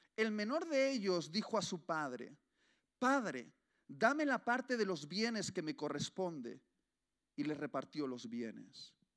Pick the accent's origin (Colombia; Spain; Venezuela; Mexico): Spain; Basque Country; como buen vasco